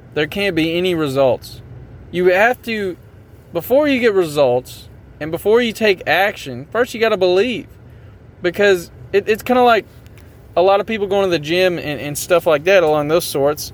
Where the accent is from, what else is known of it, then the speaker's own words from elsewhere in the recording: Tennessee, United States; I'm from Tennessee